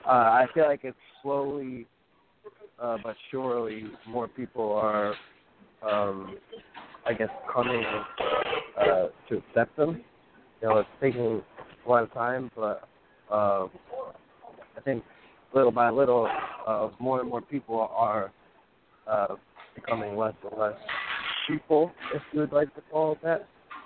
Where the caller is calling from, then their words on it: New York, United States; I'm from New York.